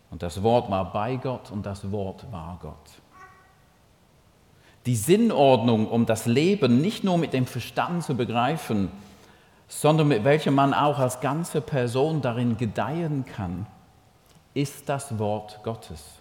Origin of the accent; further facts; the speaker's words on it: St. Gallen, Switzerland; accent: Toggenburg; Und ich versuche mit meinem Toggenburger Akzent.